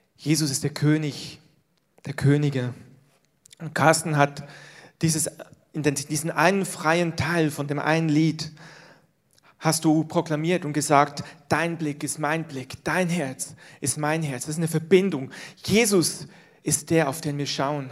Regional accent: Switzerland; moved away; aus dem Land, wo ich herkomme, die Schweiz

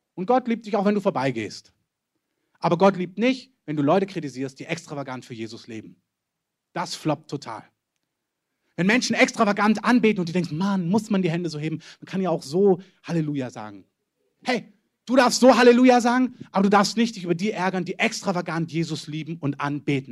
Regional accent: Germany; wir als Deutsche

